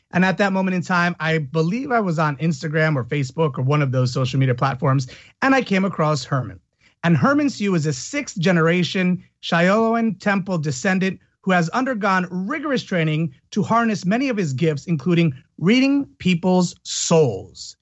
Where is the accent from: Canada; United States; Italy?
Italy; moved away; I grew up in Italy as well